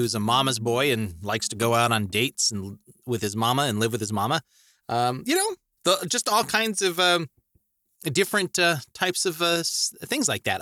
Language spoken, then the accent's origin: English; Idaho Falls, Idaho, United States; also born or lived in Montana; was raised in Idaho Falls my entire life.